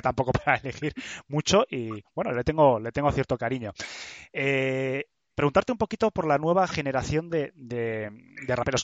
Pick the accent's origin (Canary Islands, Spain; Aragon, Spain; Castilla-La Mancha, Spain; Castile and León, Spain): Castile and León, Spain; Burgos; en Burgos, que es de donde soy